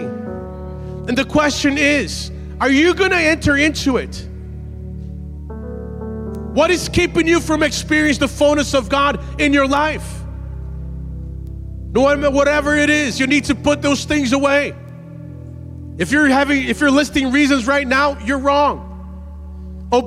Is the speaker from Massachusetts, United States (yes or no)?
yes; Massachusetts, United States; also born or lived in Brazil; I grew up in Massachusetts. We don't wear cowboy boots